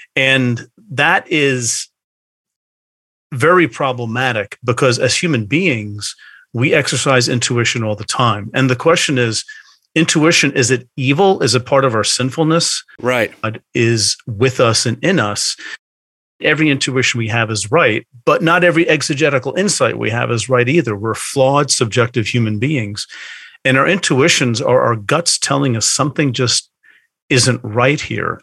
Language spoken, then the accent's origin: English; Bergen County, New Jersey, United States; also born or lived in outside Philadelphia; now in Philadelphia area, United States; I grew up in hmm. Bergen County, which is the ah. northeastern corner yes. of the state of New Jersey